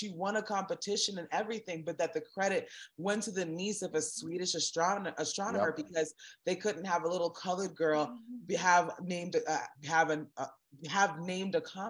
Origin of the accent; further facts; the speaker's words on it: South Florida, United States; growing up in South Florida, as little Black girls, and my mom had four girls and one boy